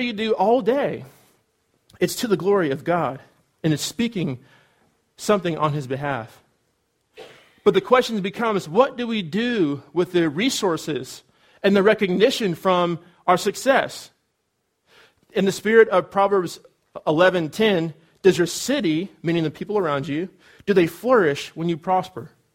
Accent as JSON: {"language": "English", "region": "California", "country": "United States", "also_born_or_lived": "Cedarville, Ohio", "moved": "as an adult", "said": "I'm from California, and so it's warm there"}